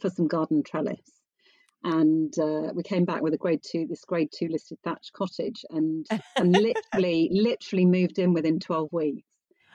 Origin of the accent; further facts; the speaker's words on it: England, United Kingdom; also born or lived in Bedfordshire; I am English